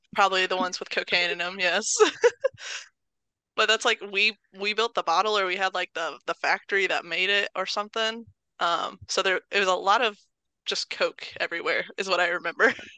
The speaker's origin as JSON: {"language": "English", "town": "Terre Haute", "region": "Indiana", "country": "United States", "tie": "born or raised there", "said": "I'm born and raised in Terre Haute. Been here my whole life."}